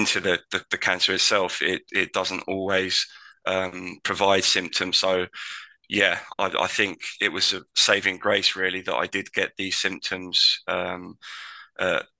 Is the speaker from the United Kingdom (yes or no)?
yes; Tunbridge Wells, South East England, United Kingdom; my hometown, Tunbridge Wells